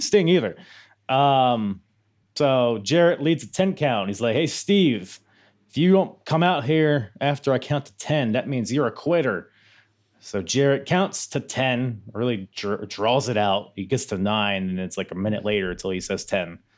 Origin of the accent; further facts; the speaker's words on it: Philippines; I'm, I'm a Filipino